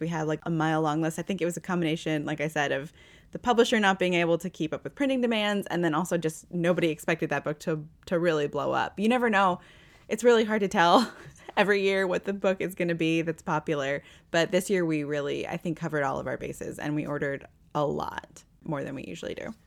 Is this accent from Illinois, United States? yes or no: no; Northwest Indiana, United States; now in Louisville, United States; I grew up around Chicago, like Northwest Indiana, on like Michigan, the, the region, as they call it.